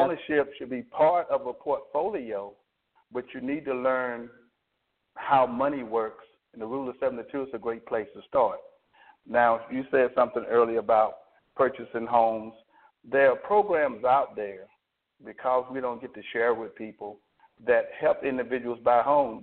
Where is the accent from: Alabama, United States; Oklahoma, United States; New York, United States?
Alabama, United States